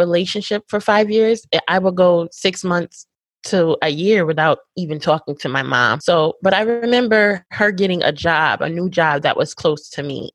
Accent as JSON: {"language": "English", "region": "Connecticut", "country": "United States", "tie": "born or raised there", "moved": "as an adult", "lives_now": "Houston, United States", "said": "I grew up in Connecticut, which is like 45 minutes from New York City"}